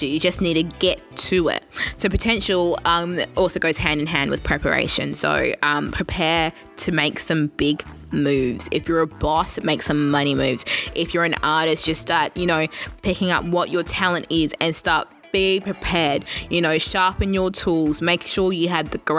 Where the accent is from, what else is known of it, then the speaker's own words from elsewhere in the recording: Kenya; I'm a, technically I'm a Kenyan, so technically I'm meant to be good at running